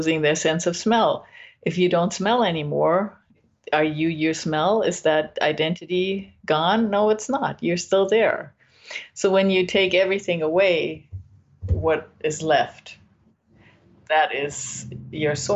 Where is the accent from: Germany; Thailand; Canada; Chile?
Germany; now in California, United States; I'm from Germany